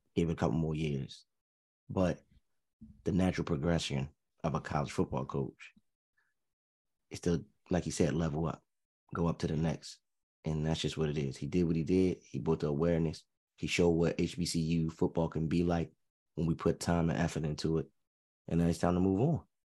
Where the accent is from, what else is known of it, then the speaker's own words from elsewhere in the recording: United States; as an American